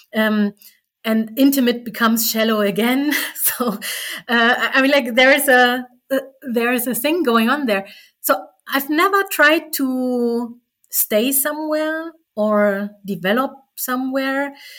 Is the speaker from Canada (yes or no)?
no; East Germany, Germany; I was from East Germany